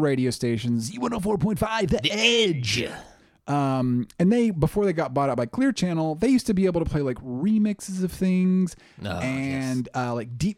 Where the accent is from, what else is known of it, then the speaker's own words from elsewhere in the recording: near Tulsa, Oklahoma, United States; Coming back from Tulsa, we lived out in the country